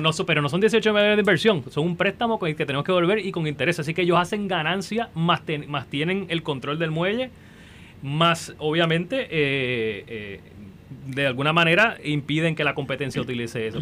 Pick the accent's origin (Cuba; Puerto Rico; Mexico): Puerto Rico